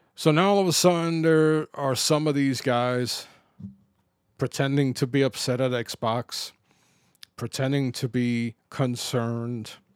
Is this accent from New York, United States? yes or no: yes; New York City, New York, United States; When I grew up in the Bronx